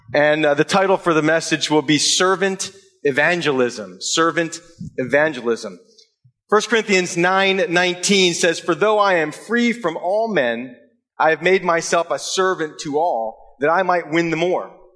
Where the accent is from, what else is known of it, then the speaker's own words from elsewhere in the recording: United States; moved away; we were uh, from the states on vacation